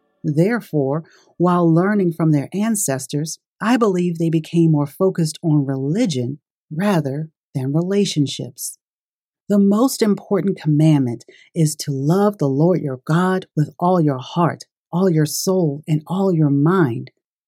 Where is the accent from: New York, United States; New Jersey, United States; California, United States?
New York, United States; Brooklyn; I was raised in Brooklyn, New York